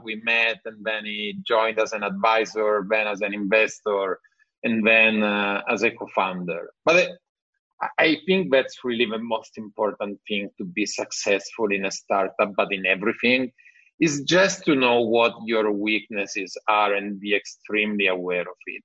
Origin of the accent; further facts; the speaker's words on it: Italy; accent: Italian; English is a second language; my bad English, Italian accent